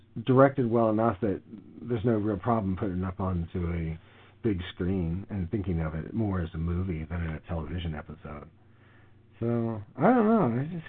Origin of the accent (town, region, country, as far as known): United States